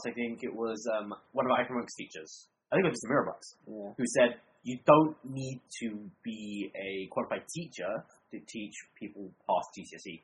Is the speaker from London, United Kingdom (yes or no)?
yes; London, United Kingdom; Mixed school. Yeah. Mixed in London.